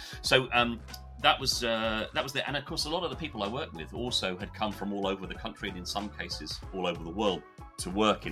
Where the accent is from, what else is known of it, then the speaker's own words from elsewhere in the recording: London, United Kingdom; moved away as an adult; now in Bath, United Kingdom; So not only did I grow up in London, but I also grew up right next to Heathrow. So I'm right out on the west of London